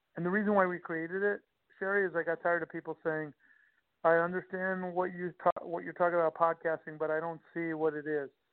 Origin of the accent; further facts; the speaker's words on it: Long Island, Nassau County, New York, United States; I grew up in Long Island, New York, Nassau County to be exact